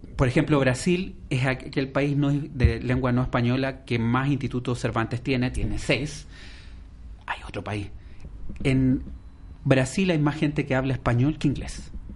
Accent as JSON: {"language": "Spanish", "country": "Chile", "moved": "yes", "lives_now": "Spain", "said": "en mi país, que es Chile"}